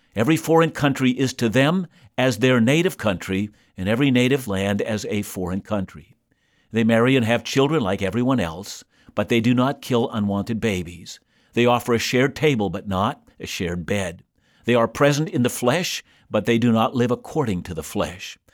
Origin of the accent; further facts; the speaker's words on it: Canada; I'm a Canadian